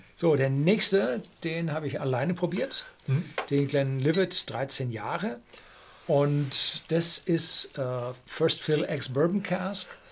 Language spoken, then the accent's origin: German; Germany; Bei uns in Deutschland